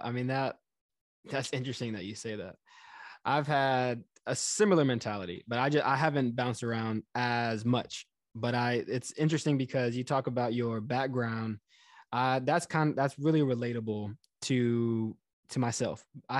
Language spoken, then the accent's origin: English; Houston, Texas, United States; now in New York, United States; I grew up in Texas, I grew up in Houston. My family is now in Florida.